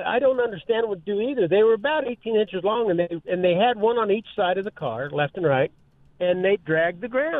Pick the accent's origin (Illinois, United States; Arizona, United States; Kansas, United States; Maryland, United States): Kansas, United States; moved away; When I was in high school back in the early 70s, I worked at a service station in my hometown back in Kansas